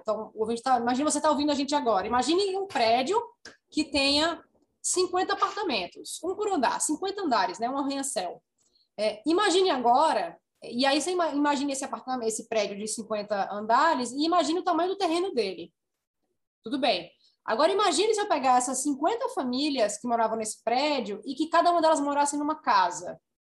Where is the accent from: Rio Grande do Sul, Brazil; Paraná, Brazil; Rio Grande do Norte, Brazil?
Rio Grande do Norte, Brazil; Natal; sou natalense, nascida e criada